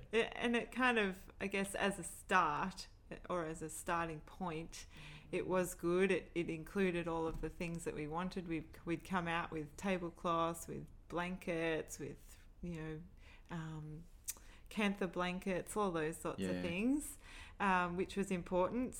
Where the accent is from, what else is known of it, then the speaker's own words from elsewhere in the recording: Australia; we're from Australia